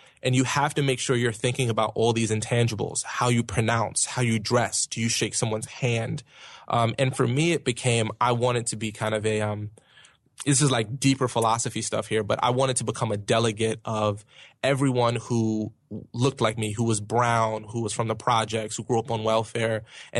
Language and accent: English; Brooklyn, New York, United States; accent: Brooklyn; I'm from Brooklyn. So I would have like a Brooklyn accent and I would say certain words kind of harsh.